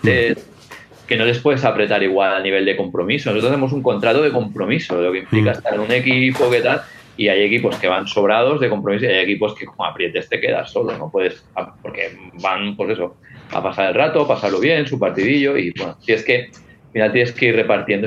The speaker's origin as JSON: {"language": "Spanish", "town": "Viladecans", "region": "Catalonia", "country": "Spain", "also_born_or_lived": "Castelldefels", "said": "soy de Villadecans, pero yo estoy en Castilla En Villadecans, cuando había un problema, venían a partirme la cara"}